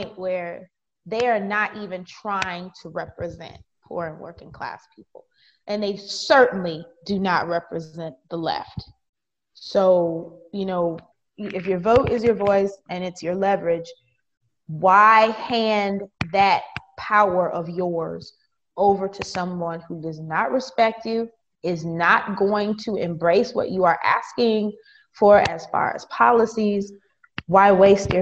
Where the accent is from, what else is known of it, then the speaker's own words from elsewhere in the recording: Wisconsin, United States; I am from Wisconsin